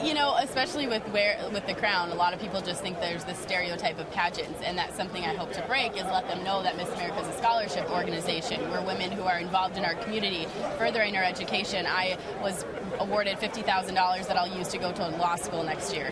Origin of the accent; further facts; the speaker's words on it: Kenosha, Wisconsin, United States; I'm from Wisconsin, Kenosha, Wisconsin